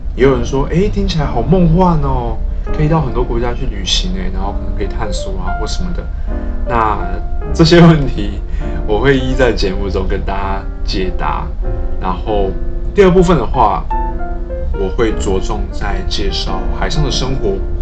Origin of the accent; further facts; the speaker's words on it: Taiwan; 因为我们身处在海岛型国家